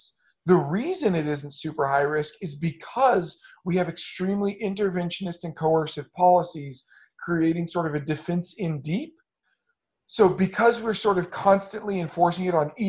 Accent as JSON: {"language": "English", "country": "United States", "moved": "yes", "lives_now": "Hong Kong", "said": "As American"}